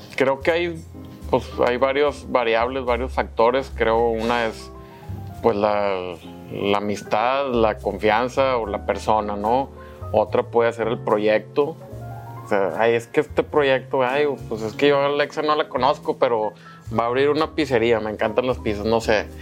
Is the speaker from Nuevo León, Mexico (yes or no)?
yes; Monterrey, Nuevo León, Mexico; Aquí soy, soy regio